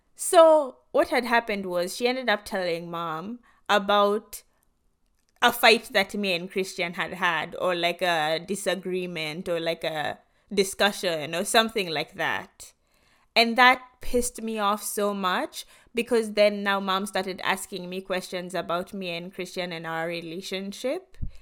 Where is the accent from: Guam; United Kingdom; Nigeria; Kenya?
Kenya; moved away as an adult; now in United States; growing up in Kenya